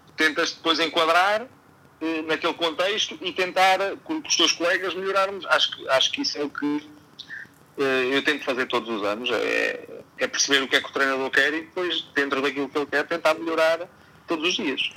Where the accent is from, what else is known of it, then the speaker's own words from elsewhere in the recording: Miranda do Corvo, Centro, Portugal; sou de Miranda do Corvo, mas do Distrito de Coimbra